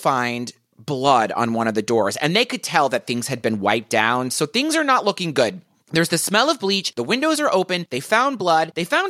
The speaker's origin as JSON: {"language": "English", "region": "Deep South", "country": "United States", "said": "I'm from the Deep South, and we say critters every once in a while."}